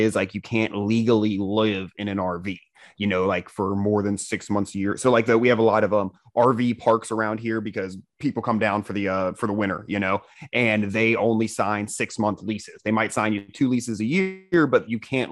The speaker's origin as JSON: {"language": "English", "region": "Central Florida", "country": "United States", "said": "Central Florida"}